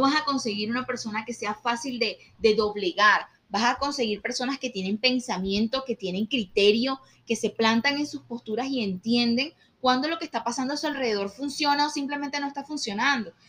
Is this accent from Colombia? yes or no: yes; Colombia; como colombianos